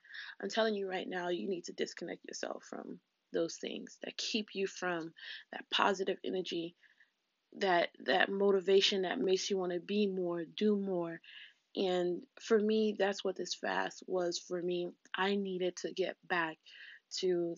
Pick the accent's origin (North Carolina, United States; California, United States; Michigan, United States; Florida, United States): Florida, United States; South; I grew up in South Florida